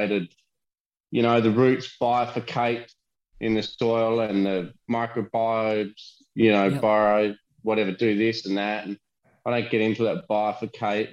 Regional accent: Australia

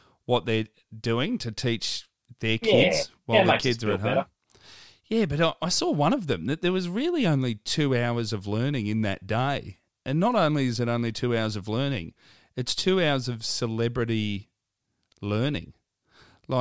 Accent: Melbourne, Victoria, Australia; I grew up in a Bogan suburb of Melbourne.

